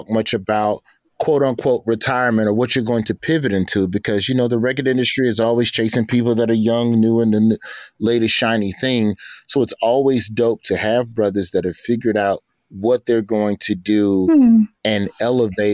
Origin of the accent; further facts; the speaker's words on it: Alabama, United States; I'm from the South. I'm from Alabama.